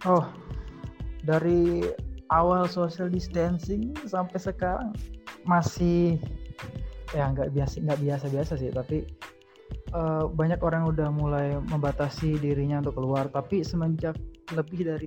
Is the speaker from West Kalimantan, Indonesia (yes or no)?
yes; Sanggau, West Kalimantan, Indonesia; Ya, kalau di daerah kampung halaman gue ini uh, tidak ada kasus positif di sini.